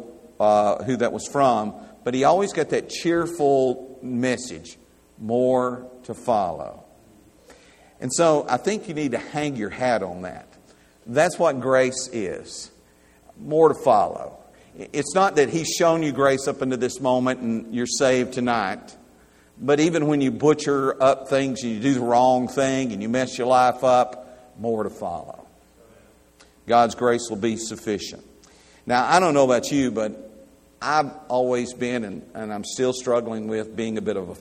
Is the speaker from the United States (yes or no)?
yes; United States; I'm an American by birth.